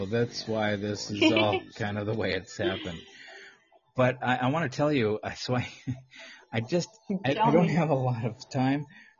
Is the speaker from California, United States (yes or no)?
yes; Los Angeles, California, United States; I grew up in California, and in Los Angeles